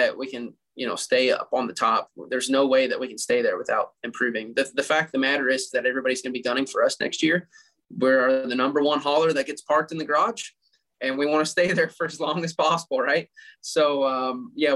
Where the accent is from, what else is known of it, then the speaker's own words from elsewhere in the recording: Kentucky, United States; I'm from Kentucky. I live right down the road from majority of all the distilleries.